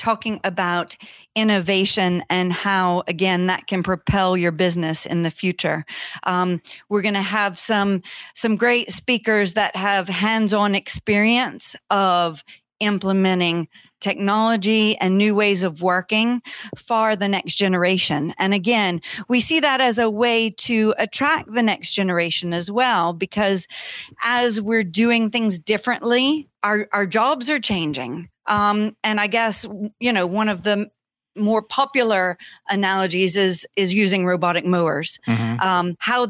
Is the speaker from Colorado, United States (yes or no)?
no; Louisiana, United States; also born or lived in Scotland; Well, I'm from Louisiana, but I've lived in Scotland for 20 years. Just moved back right before COVID.